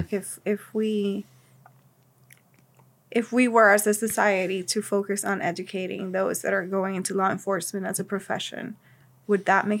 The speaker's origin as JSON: {"language": "English", "country": "Cuba", "tie": "born or raised there", "moved": "yes", "said": "So I was born in Cuba."}